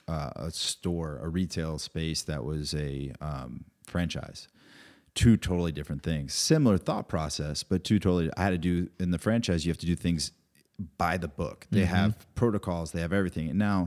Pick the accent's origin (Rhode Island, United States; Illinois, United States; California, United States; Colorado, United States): Rhode Island, United States; He's from Vermont, I'm from Rhode Island originally.